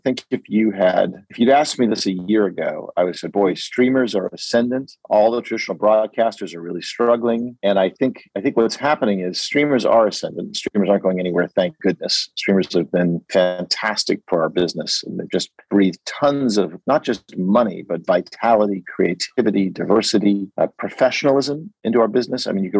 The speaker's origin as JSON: {"language": "English", "country": "United States", "said": "I'm an American at a British production company working with an Italian company."}